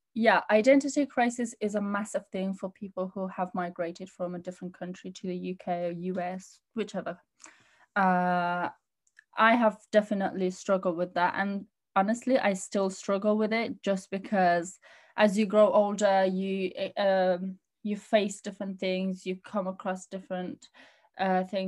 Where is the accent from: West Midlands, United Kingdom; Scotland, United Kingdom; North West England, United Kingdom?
West Midlands, United Kingdom; Birmingham; also born or lived in Pakistan / Afghanistan; in Birmingham.